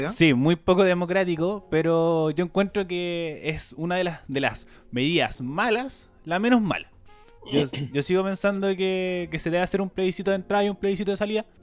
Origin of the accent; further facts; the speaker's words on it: Chile; como cualquier chileno responsable